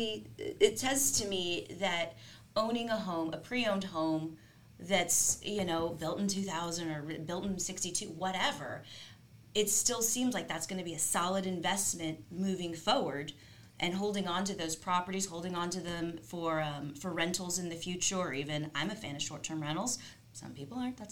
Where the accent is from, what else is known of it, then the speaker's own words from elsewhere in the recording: San Antonio, Texas, United States; moved away; I'm from San Antonio